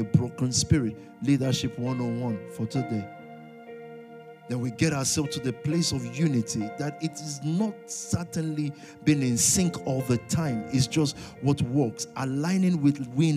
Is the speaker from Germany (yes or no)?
no; London, United Kingdom; I'm a Londoner to the core